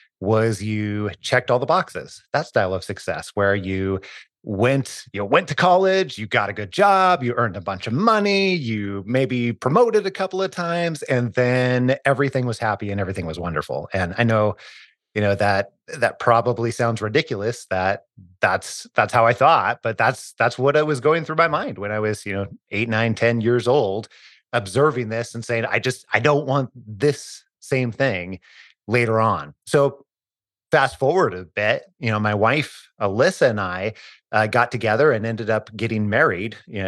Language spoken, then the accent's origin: English; Idaho, United States; I was born and raised in Northern Idaho, almost as far as you can go before you hit the Canadian border. But I grew up pretty poor.